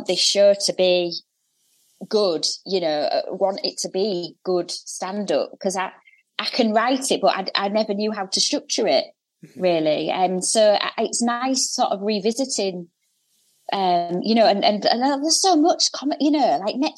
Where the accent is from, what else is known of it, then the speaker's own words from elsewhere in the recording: Hull, Yorkshire and the Humber, United Kingdom; Hull on the North East Coast